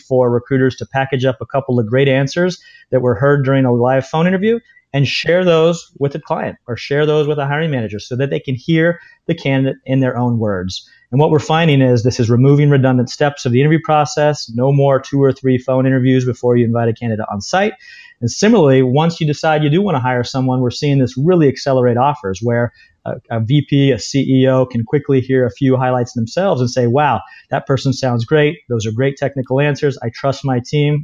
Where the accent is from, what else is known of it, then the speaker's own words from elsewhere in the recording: Washington, United States; also born or lived in New York; now in Bay Area, United States; most recently from the Bay Area. Spent some time in New York before that, but originally from the state of Washington